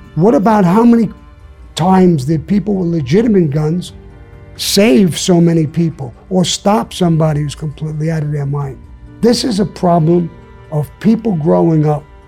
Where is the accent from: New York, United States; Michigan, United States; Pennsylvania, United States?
New York, United States; I'm from New York.